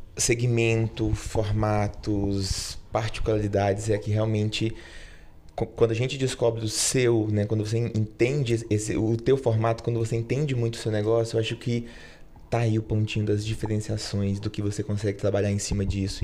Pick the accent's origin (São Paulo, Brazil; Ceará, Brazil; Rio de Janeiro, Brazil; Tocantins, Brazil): Tocantins, Brazil; moved away as an adult; eu sou tocantinense. É, enfim, eu fiquei no, no, Tocantins até os meus 18 anos